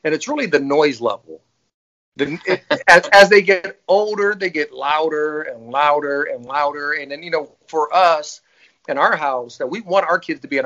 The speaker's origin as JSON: {"language": "English", "town": "Fort Wayne", "region": "Indiana", "country": "United States", "tie": "born or raised there", "said": "born and raised in Fort Wayne, Indiana"}